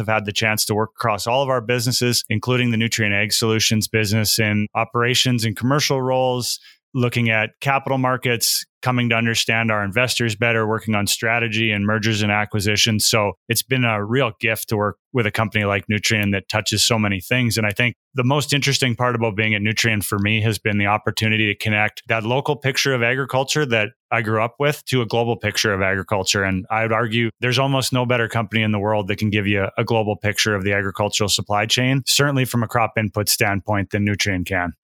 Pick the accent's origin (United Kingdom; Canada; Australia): Canada; Saskatchewan; I grew up in Saskatchewan in Western Canada